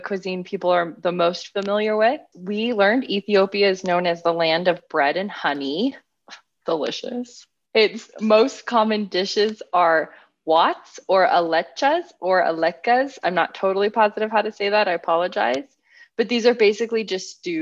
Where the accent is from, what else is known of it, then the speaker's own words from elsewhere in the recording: Las Vegas, Nevada, United States; I'm from Las Vegas. I grew up on buffets.